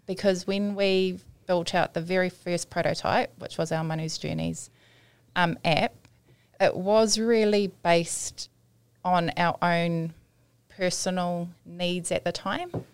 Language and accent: English; Auckland, New Zealand; I grew up in Otara my primary school was Flatbush Primary School.